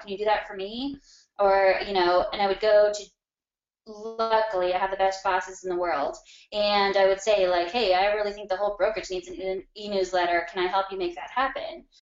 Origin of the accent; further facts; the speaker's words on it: Arvada, Colorado, United States; a little bit northwest of downtown, um, in a city called Arvada, Colorado